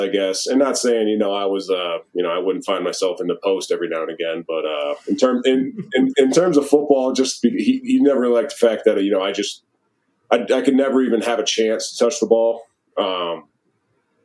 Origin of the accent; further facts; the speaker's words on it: Maryland, United States; moved away as an adult; also born or lived in Wisconsin; Maryland, born and raised until I left in, you know, right after high school to go to college.